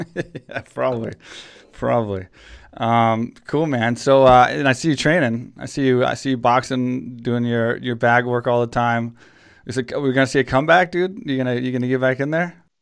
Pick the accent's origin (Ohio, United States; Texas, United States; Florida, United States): Texas, United States; now in Thailand; I'm from Texas